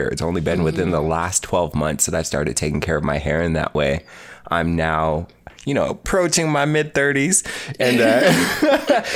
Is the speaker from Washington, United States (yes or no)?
yes; Spokane Valley, Washington, United States; I grew up in Spokane Valley, Washington